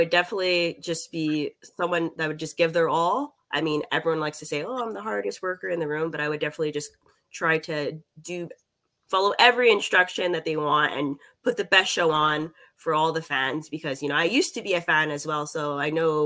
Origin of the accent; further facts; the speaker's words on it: Canada; as a Canadian